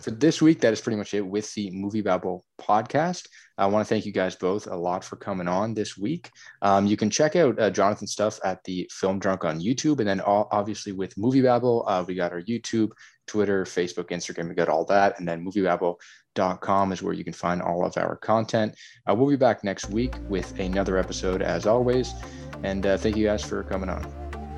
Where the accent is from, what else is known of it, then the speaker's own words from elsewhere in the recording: Canada; since I'm Canadian